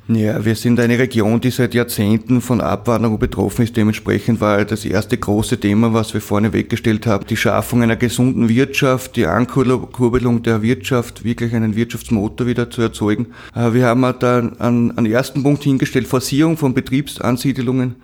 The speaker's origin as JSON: {"language": "German", "town": "Eisenerz", "region": "Styria", "country": "Austria", "said": "Der steht bei uns in Eisnetz, auf das sind wir auch stolz"}